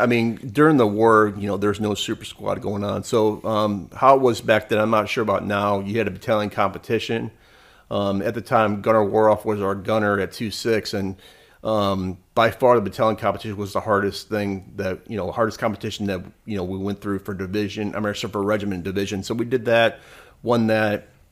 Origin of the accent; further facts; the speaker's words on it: Michigan, United States; I would lived in Michigan, growing up in Michigan